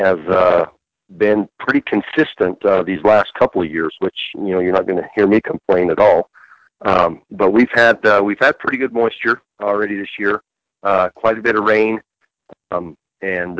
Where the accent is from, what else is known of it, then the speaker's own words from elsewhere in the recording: Heber, Arizona, United States; born and raised in the White Mountains of Arizona, specifically in the thriving metropolis of Heber